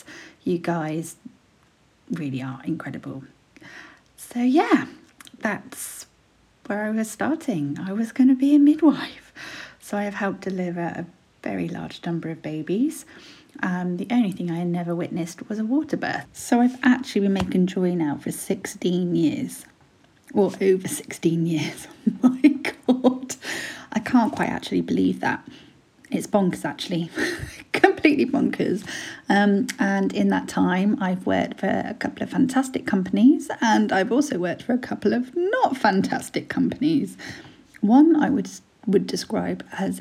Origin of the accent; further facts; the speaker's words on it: Brighton, South East England, United Kingdom; I'm 36 from Brighton.